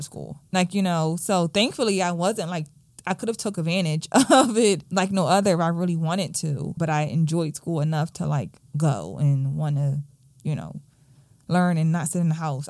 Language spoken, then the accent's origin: English; Philadelphia, Pennsylvania, United States; I grew up in Southwest Philadelphia, like, right off of Baltimore Avenue